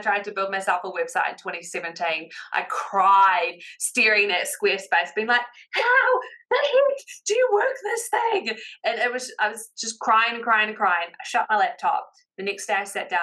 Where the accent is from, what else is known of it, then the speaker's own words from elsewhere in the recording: New Zealand; accent: Kiwi; my Kiwi accent